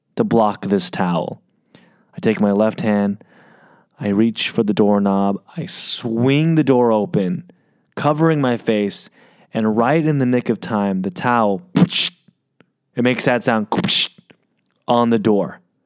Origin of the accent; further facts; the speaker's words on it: United States; I'm Asian American